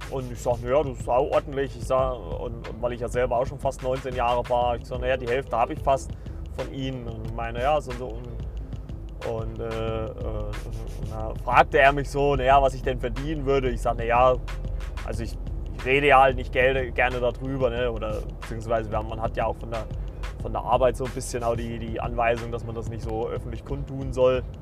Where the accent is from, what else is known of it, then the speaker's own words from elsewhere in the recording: Saxony, Germany; born there; Also ich bin ja in Sachsen geboren und also ich würde nicht behaupten, dass ich einen sächsischen Dialekt habe.